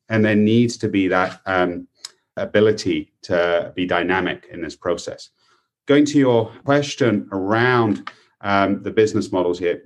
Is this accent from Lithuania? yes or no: no; United Kingdom; now in United States; In the UK, my home country